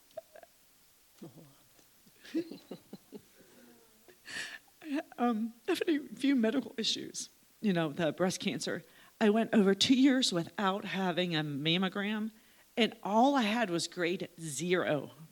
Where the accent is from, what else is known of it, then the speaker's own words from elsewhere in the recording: Slippery Rock, Pennsylvania, United States; I'm from Slippery Rock